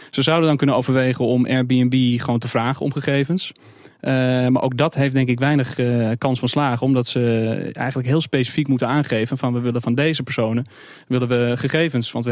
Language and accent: Dutch; Amsterdam, North Holland, Netherlands; ook zelf als Amsterdammer.